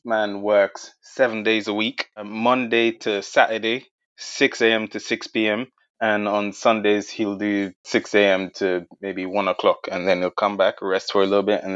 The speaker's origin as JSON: {"language": "English", "country": "Jamaica", "moved": "as an adult", "lives_now": "United Kingdom", "said": "I'm originally from Jamaica, and I emigrated here just over a decade ago"}